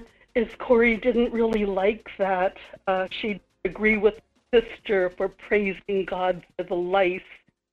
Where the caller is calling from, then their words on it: Kodiak, Alaska, United States; Michael, this is … in Kodiak.